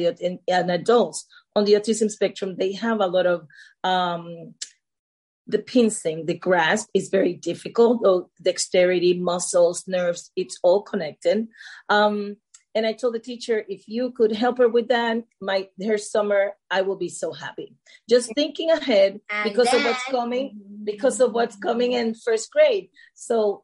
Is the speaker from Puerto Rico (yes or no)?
yes; Puerto Rico; moved away as an adult; now in United States; I'm from Puerto Rico